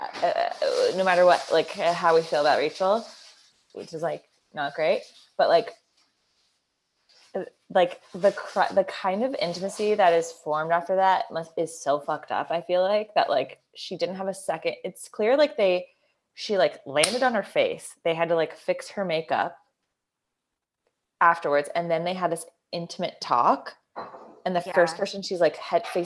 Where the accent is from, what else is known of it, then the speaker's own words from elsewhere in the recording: Georgia, United States; I'm from Georgia